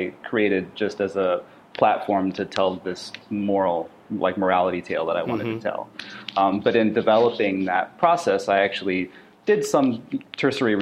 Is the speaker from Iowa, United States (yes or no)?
yes; Sioux City, Iowa, United States; moved away as an adult; also born or lived in Portland, Oregon; me moving from my hometown of Sioux City, Iowa, to Portland, Oregon, to go to art school